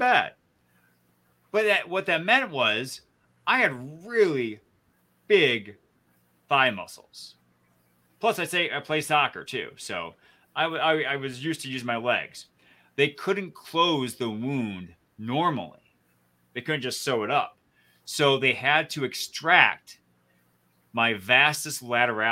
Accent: just north of the Flint area, Michigan, United States; moved away; Jeff and I grew up in Michigan, just north of the Flint area.

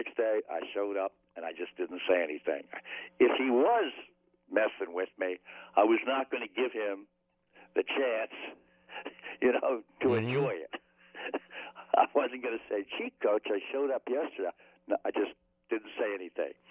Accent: Baltimore, Maryland, United States; I grew up loving Johnny Unitas because I was from Baltimore

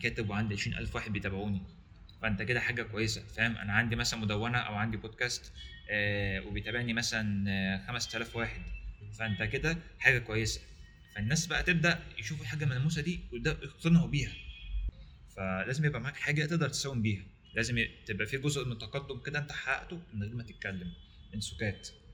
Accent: Egypt; عندنا في مصر

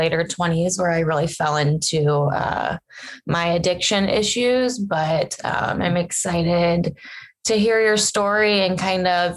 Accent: Cincinnati, Ohio, United States; I grew up in Ohio in a town in Cincinnati.

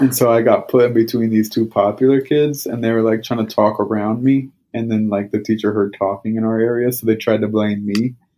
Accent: Northeast, United States; I'm from the Northeast

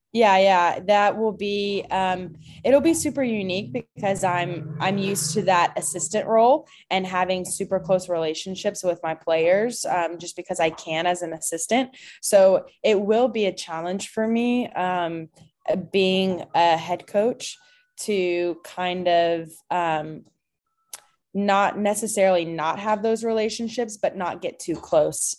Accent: Clarksville, Tennessee, United States; also born or lived in Franklin, Tennessee; now in Louisville, United States; I'm from Clarksville, Tennessee, but my family, um, we moved to Franklin when I was in eighth grade

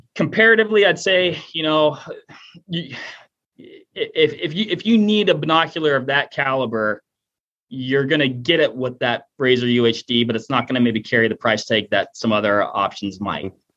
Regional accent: Washington, United States; moved away; I'm originally from Washington State

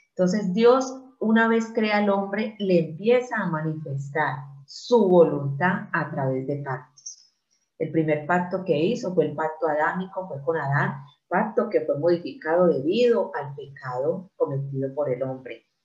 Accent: Colombia; soy de Colombia, por la gracia de Dios, nacida de nuevo en Cristo Jesús.

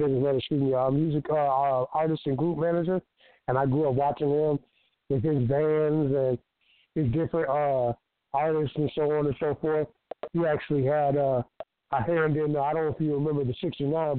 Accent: DeLand, Florida, United States; I'm from Florida, D-Land, Florida

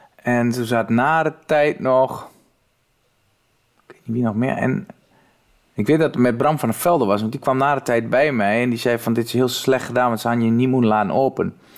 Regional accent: Twente, Overijssel, Netherlands; accent: Twents; ik kwam wel uit Twente

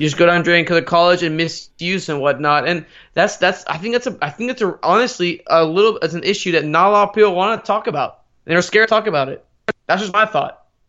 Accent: United States; I might be a, a, an American with, uh, Iranian, uh, parents, but I'm one hundred percent American above everything else.

